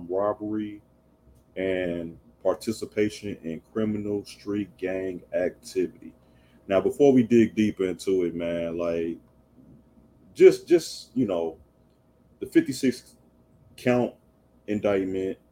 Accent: Chicago, Illinois, United States; I'm a 90s baby. I'm from Chicago

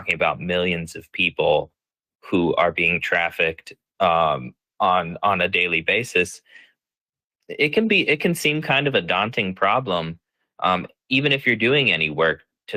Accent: Ohio, United States; now in Pennsylvania, United States; I'm originally from Ohio. I live in Pennsylvania now

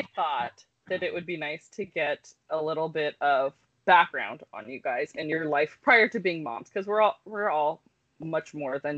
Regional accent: California, United States; now in Bellingham, United States; I grew up in California

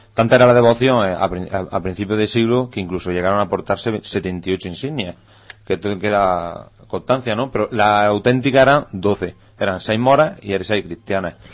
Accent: Benamaurel, Andalusia, Spain; moved away; Una cosa que tenemos muy importante, los benamauralenses, es que allá donde vamos, eh, poca gente reniega de su pueblo

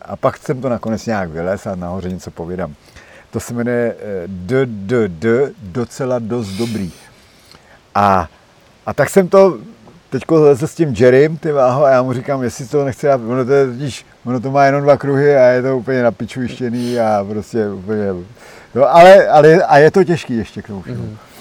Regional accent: Czechia; já jako jediný Čech

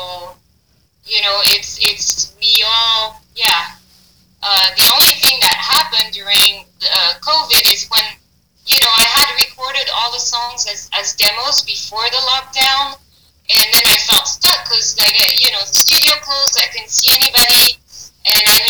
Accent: Paris, Île-de-France, France; English is a second language; moved away; I'm from Paris, France

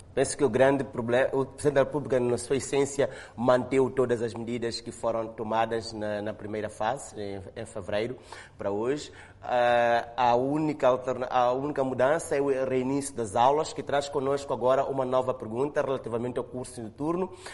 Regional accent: Mozambique; nós, como moçambicanos

